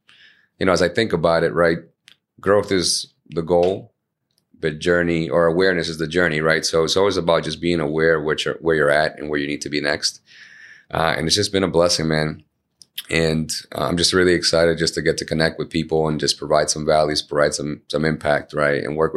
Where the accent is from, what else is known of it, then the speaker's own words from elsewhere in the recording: Chelsea, Massachusetts, United States; English is a second language; we grew up in Chelsea